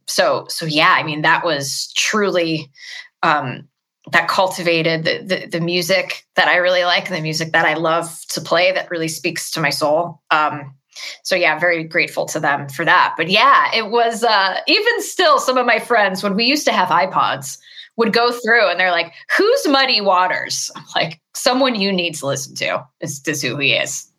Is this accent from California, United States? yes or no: yes; Los Angeles, California, United States; I'm born and raised in Los Angeles